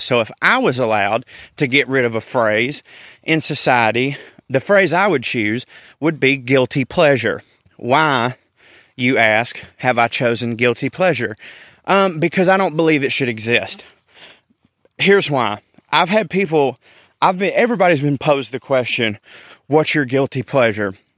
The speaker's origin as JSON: {"language": "English", "region": "the South", "country": "United States", "accent": "Southern"}